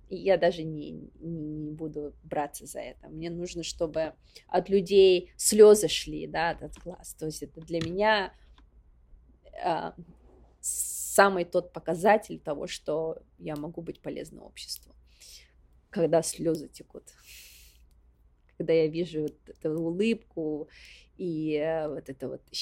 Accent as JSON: {"language": "Russian", "region": "Sakha Republic", "country": "Russia", "said": "потому что я из Якутии, потому что я из а, села Ускюля, это вот заслуга моих предков."}